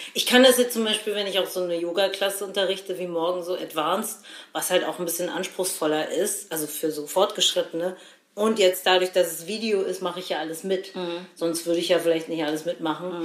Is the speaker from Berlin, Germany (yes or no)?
yes; Berlin, Germany; wir kommen aus Berlin